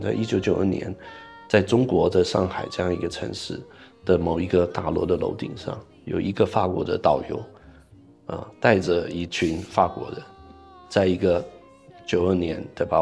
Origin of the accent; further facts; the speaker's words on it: Taipei, Taiwan; moved away; 我从小在这个台湾的台北生长，呃，也是一个城市，也我们也有一条河，淡水河